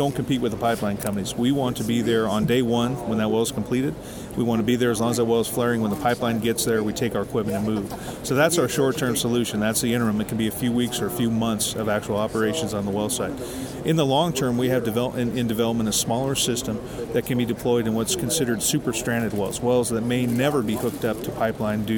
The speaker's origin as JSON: {"language": "English", "town": "Billings", "region": "Montana", "country": "United States", "said": "From Billings, Montana. That's where our headquarters is."}